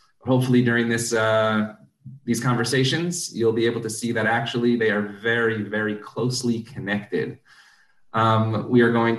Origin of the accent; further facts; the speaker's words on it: Syracuse, New York, United States; I grew up in Syracuse, New York, as many of you know. And growing up in Syracuse, basketball is king.